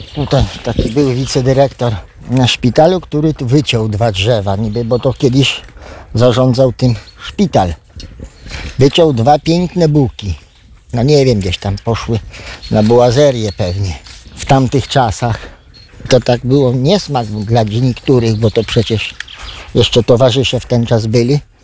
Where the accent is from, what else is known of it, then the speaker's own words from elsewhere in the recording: Gruszka, Lublin Voivodeship, Poland; Ja jestem stąd. Tylko nie z Radecznicy, tylko z Gruszki obok Radecznicy.